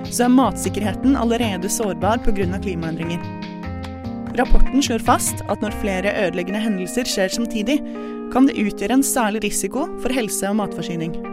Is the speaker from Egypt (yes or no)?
no; Tunisia; Norwegian is a second language; now in Norway; og jeg kommer fra Tunisia.